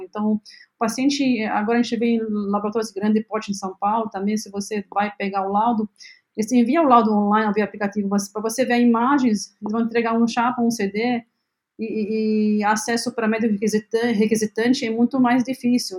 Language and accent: Portuguese; Lebanon; Portuguese is a second language; moved away as an adult; now in Brazil; eu nasci no Líbano